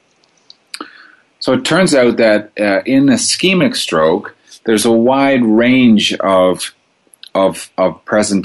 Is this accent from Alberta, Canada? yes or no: no; Toronto, Ontario, Canada; moved away as an adult; also born or lived in Montreal, Canada / Ottawa, Canada; now in Calgary, Canada; I grew up in Toronto, which is in Ontario in Canada